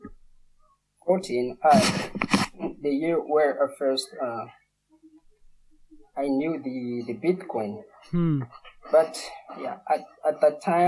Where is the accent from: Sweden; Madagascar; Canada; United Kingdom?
Madagascar; I come from Madagascar.